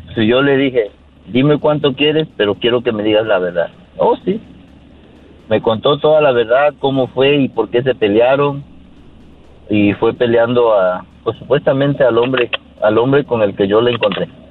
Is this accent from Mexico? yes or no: yes; Mexico; moved away as an adult; now in United States; yo vine de allá de México para acá